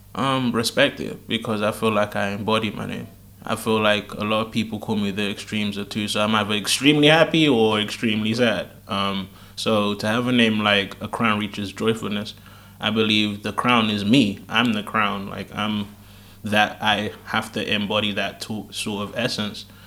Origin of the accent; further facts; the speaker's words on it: United Kingdom; I was born here